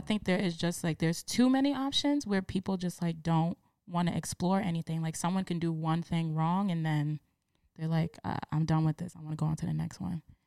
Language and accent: English; New York City, New York, United States; I am from the Bronx